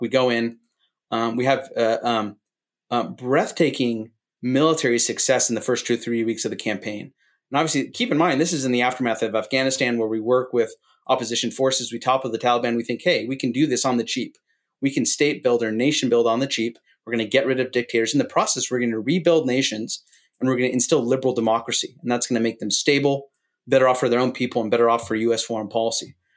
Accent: San Francisco Bay Area, California, United States; moved away as an adult; also born or lived in Grand Rapids, Michigan; I grew up in the San Francisco Bay Area

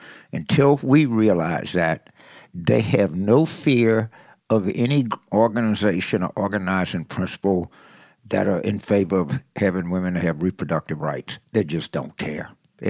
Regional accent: St. Gabriel, Louisiana, United States; the women's penitentiaries in St. Gabriel, where I grew up in Louisiana.

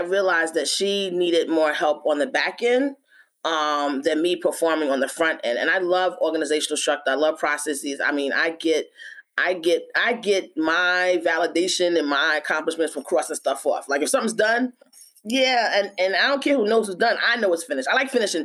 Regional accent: New York, United States; also born or lived in Philadelphia; I'm from New York

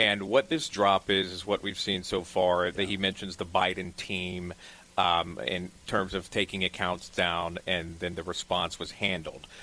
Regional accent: Charleston, South Carolina, United States; also born or lived in New Orleans; now in New York City, United States; originally from Charleston

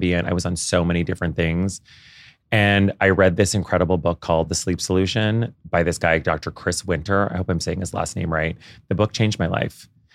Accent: Canada; moved away as an adult; now in New York, United States; I grew up in Canada

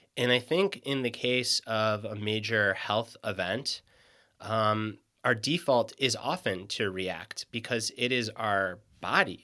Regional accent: Michigan, United States; moved away as an adult; now in Western North Carolina, United States; I grew up in Michigan

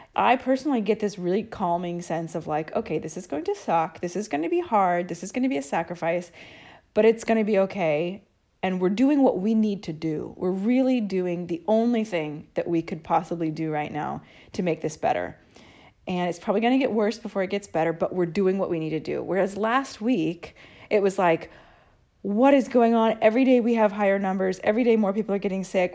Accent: United States; now in Italy; I'm American too

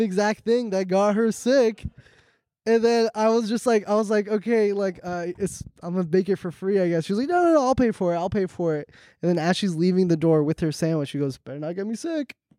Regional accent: Orange County, California, United States; I'm from Orange County

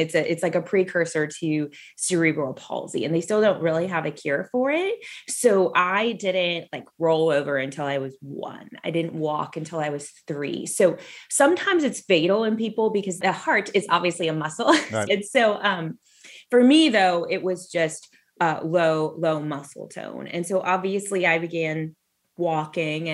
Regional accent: Southern California, United States; I grew up in Southern California.

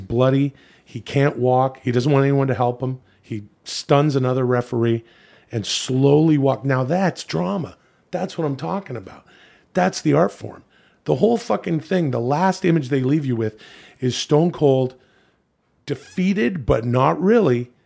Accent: Ladner, British Columbia, Canada; I'm originally from Vancouver, the suburbs of Vancouver

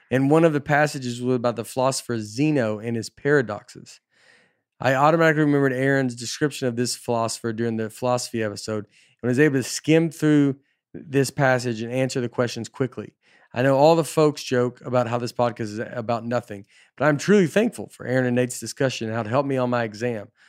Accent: Tennessee, United States; I'm Tennessee kid, I'm just from Tennessee

